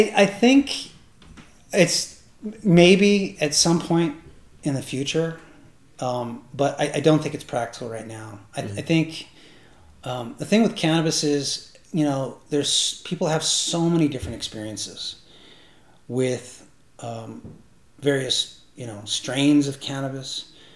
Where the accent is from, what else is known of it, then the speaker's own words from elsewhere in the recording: Northern California, United States; moved away as an adult; also born or lived in Mendocino County, California; now in Canada; I grew up in Northern California